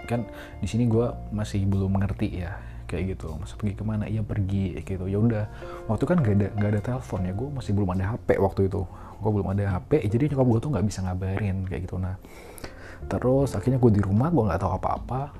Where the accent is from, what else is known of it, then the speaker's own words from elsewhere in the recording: Tamiang Layang, Central Kalimantan, Indonesia; also born or lived in Palangkaraya; gue kecilnya tuh di Kalimantan ya gue lahir di Kalimantan di Palangkaraya gue lahir di Palangkarayanya tapi uh, eh, gue tuh pindah ke kabupaten kecil namanya itu kabupaten uh, Barito Timur gitu di Tamiang Layang kotanya kecil banget gitu